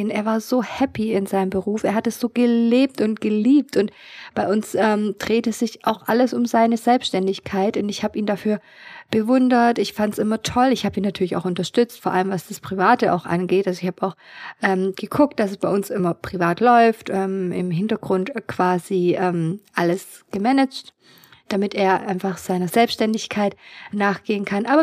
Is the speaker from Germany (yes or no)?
no; Kazakhstan; born there; Also ich bin ja in Kasachstan geboren und ich kann mich erinnern, dass sie immer ähm, ja so schick ähm, nach Hause kam.